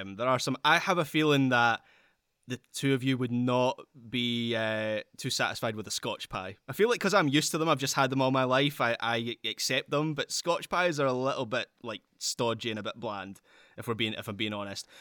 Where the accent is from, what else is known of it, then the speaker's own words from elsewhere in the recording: Scotland, United Kingdom; I'm a Scottish Sterling Albion fan